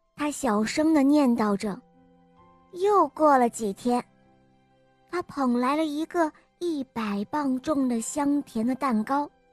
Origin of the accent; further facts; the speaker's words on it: Hefei, Anhui, China; 我今年六岁了，我来自安徽合肥